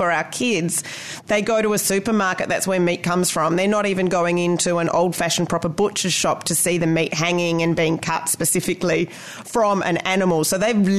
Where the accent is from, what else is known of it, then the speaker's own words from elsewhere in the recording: Perth, Western Australia, Australia; now in New Zealand; I come from Perth in Western Australia